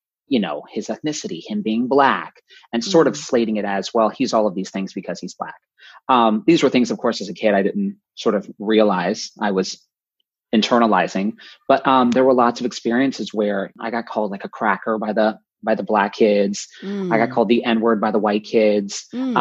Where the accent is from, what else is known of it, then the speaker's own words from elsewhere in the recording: North Central Florida, United States; I grew up in North Central Florida, pretty conservative